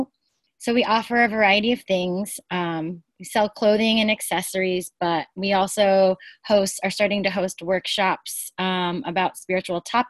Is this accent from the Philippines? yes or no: yes; Philippines; now in Brooklyn, United States; I was born in the Philippines, but I'm actually right now located in Brooklyn.